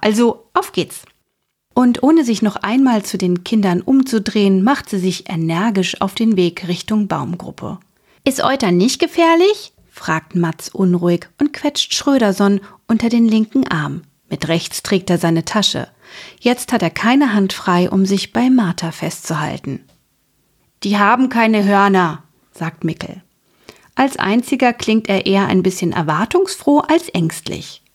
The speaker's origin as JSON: {"language": "German", "region": "Hesse", "country": "Germany", "said": "Ich bin ja hier aus Hessen"}